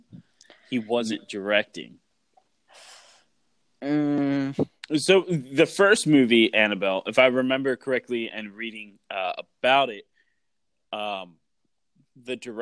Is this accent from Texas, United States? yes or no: yes; Texas, United States; I'm from Texas, you know, the Lone Star State out here.